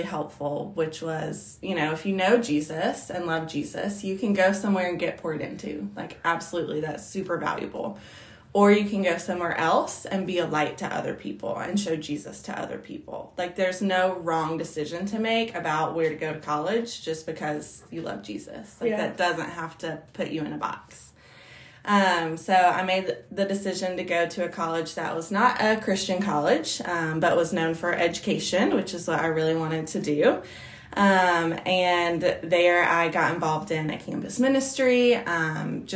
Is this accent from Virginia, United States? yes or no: yes; Southwest Virginia, United States; I grew up in Southwest Virginia, about an hour from where I am now.